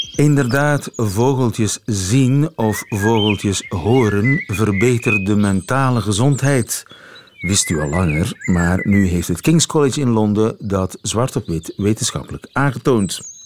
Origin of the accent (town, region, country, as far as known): Flanders, Belgium